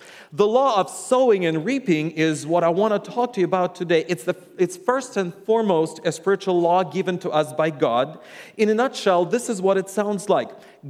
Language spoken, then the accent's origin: English; Russia; English is a second language; And yes, I am from Russia, and I am a Russian, and a lot of times people go like, you have an accent, but it's not the Russian accent.